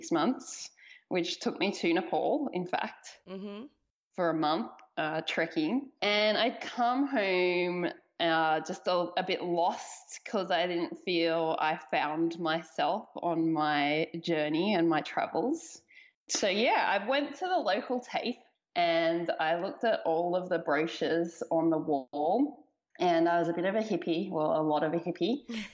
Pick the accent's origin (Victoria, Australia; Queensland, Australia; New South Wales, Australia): New South Wales, Australia; Blue Mountains; I grew up in the Blue Mountains, which is the largest climbing area in Australia